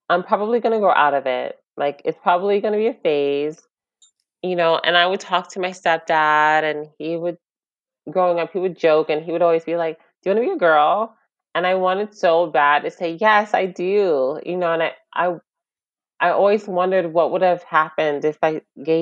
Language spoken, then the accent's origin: English; New York, United States; we just started school in New York